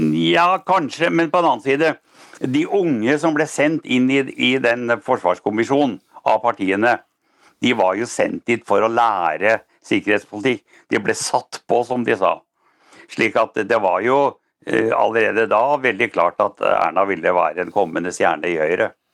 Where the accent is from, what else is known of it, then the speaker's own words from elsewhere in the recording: Norway; jeg er norsk